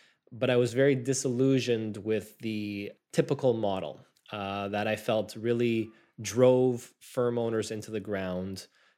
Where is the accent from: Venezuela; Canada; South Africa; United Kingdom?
Canada; Montreal, Quebec; And I was born and raised here in Montreal, Canada